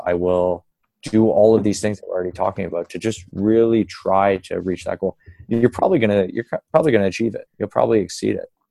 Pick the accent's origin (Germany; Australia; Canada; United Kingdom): Canada; Kingston, Ontario; now in Toronto, Canada; I'm from Kingston